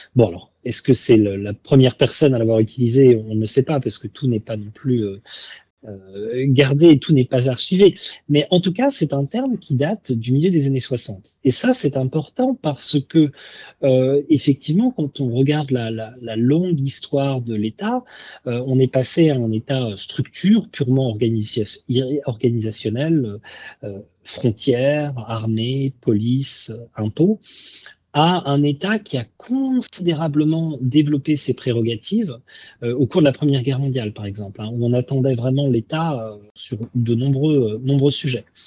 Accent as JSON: {"language": "French", "country": "France", "moved": "yes", "lives_now": "Australia", "said": "nous en tant que Français"}